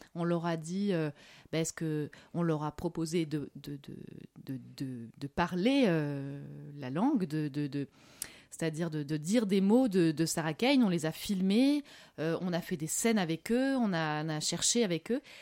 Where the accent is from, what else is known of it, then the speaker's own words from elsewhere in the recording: France; also born or lived in Morocco; je suis française